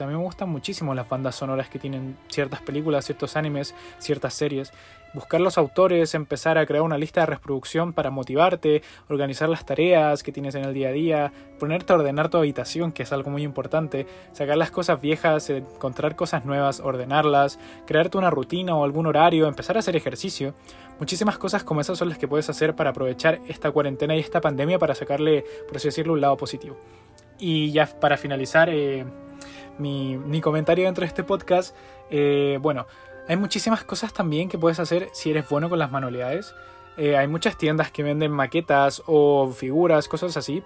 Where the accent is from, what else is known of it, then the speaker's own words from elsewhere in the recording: Chile; en mi país, Chile